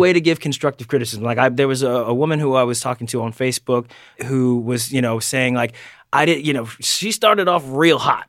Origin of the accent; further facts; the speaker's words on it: Delaware, United States; I'm from Delaware